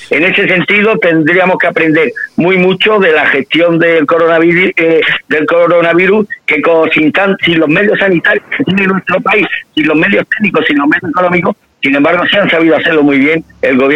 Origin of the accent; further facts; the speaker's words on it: Spain; nos engañan como chinos, no, no, nos engañan como españoles.